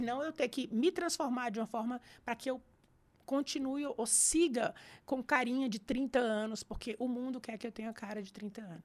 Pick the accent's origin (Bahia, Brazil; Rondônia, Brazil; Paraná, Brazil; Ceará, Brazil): Ceará, Brazil; Fortaleza; moved away as an adult; now in São Paulo, Brazil; eu saí de Fortaleza em 2000, mas eu fui criada lá em Fortaleza